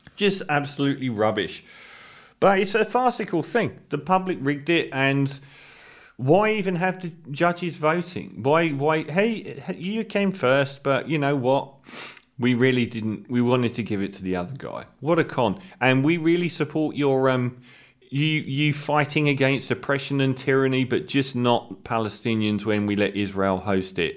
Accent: United Kingdom; speaking as a Brit here

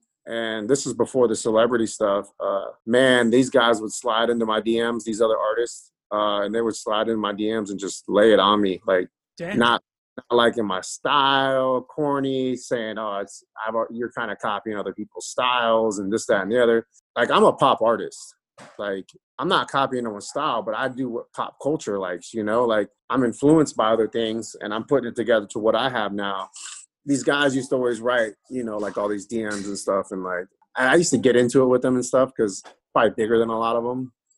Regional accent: Tampa, Florida, United States; also born or lived in Valdosta, Georgia; So I mean, when people ask me like, where are you from? I always say Tampa, you know?

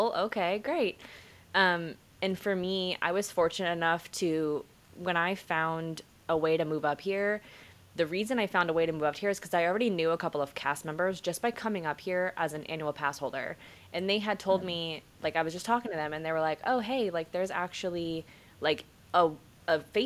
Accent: Boca Raton, Florida, United States; also born or lived in Fort Lauderdale, Florida; now in Orlando, United States; I am from South Florida. So I grew up in Boca Raton, was born in Fort Lauderdale.

